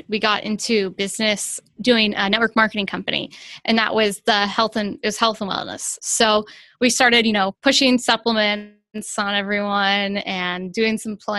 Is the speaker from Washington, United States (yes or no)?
no; Ohio, United States; I grew up in Ohio